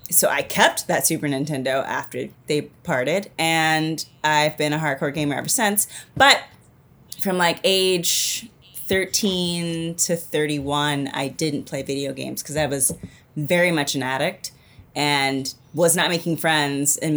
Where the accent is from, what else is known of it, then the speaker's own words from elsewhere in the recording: Houston, Texas, United States; no, I'm originally from Houston, Texas.